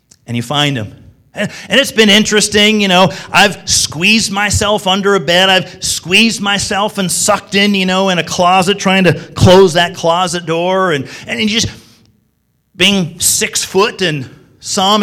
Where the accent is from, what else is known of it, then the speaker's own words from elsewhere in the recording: Springfield, Illinois, United States; I was a kid between the ages of 4 and 14 growing up in Springfield, Illinois